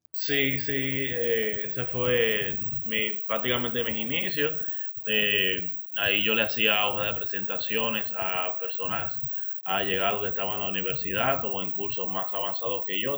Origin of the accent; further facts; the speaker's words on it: Dominican Republic; nosotros los dominicanos